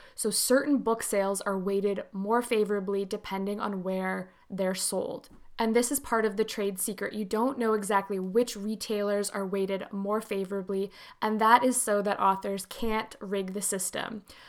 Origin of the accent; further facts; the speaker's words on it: Canada; as I'm Canadian